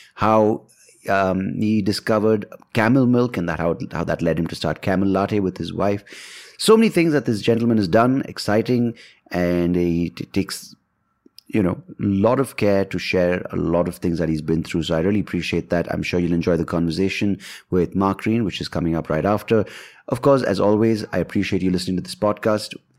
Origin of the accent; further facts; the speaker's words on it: India; I'm an Indian